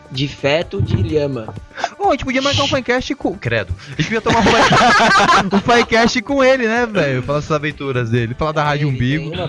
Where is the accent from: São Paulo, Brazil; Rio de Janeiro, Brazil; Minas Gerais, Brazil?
São Paulo, Brazil; Eu sou de São